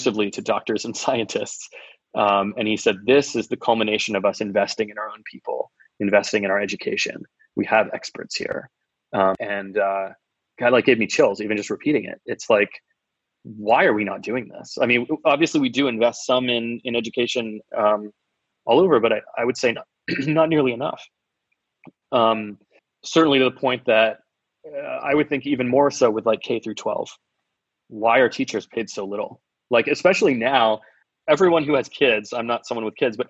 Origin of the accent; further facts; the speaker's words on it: Florida, United States; I'm from Florida